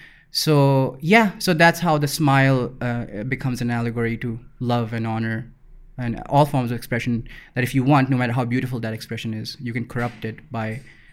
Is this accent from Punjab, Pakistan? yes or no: yes; Lahore, Punjab, Pakistan; so I grew up in Iqbal Town, which is like a pura Iqbal Town was just filled with anxiety.